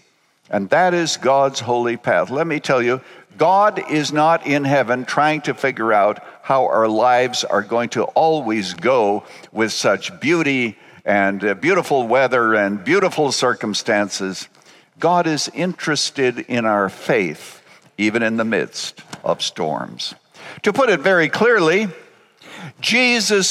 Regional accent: Canada; I was born in Canada on a farm 5 miles from a town of 75 people.

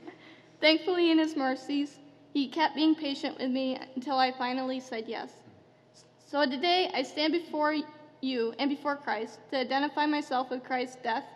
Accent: Albania; born there; I was born in Albania into a Muslim family.

